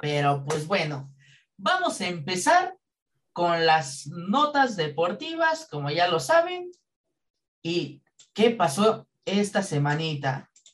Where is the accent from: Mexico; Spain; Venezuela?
Mexico; como buenos mexicanos